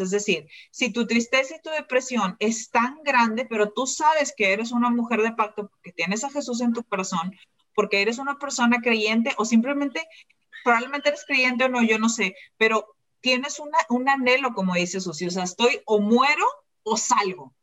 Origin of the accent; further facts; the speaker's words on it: Mexico; moved away as an adult; now in Malaysia; yo soy mexicana, me vine a vivir a Malasia